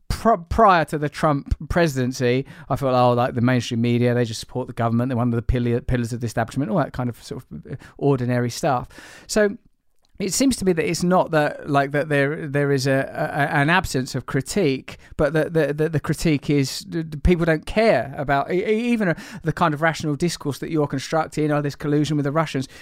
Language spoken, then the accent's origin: English; England, United Kingdom; as an English person